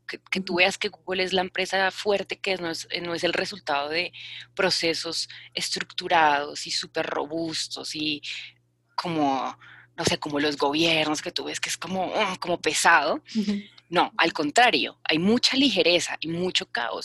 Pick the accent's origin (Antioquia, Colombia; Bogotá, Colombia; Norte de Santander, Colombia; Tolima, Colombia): Bogotá, Colombia; soy una mujer colombiana de Bogotá